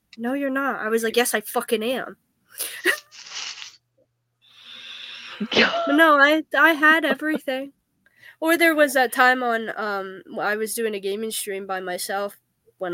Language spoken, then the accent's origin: English; Pennsylvania, United States; I grew up in like the redneck area of PA literally all my life